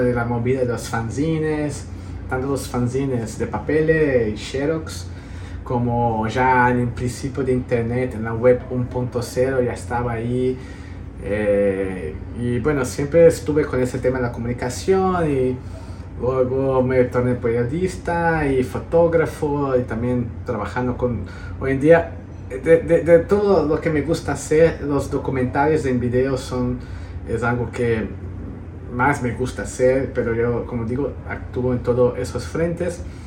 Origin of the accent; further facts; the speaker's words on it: Brazil; mi padre es de Corrientes, Argentina, mi madre de Montevideo, Uruguay, yo nací en Brasil